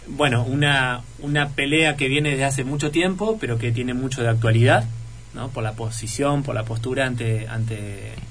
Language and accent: Spanish; Entre Ríos, Argentina; accent: not very Entre Ríos; Entonces, hasta incluso yo tengo una tonada muy poco entrerriana